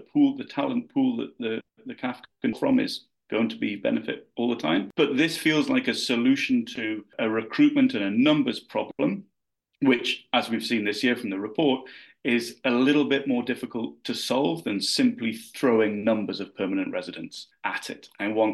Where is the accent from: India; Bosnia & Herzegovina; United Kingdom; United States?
United Kingdom; moved away as an adult; now in New Brunswick, Canada; I originally hail from the other side of the pond